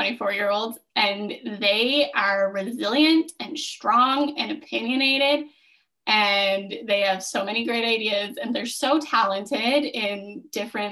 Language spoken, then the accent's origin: English; Smiths Falls, Ontario, Canada; I grew up in Smiths Falls. Like, this is my hometown